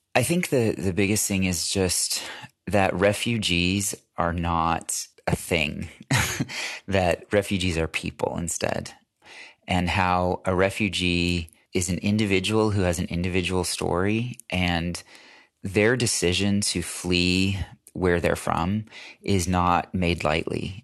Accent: United States; as American

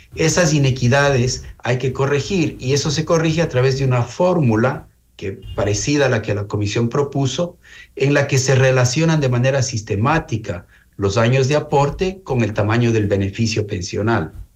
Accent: Ecuador; como ecuatorianos

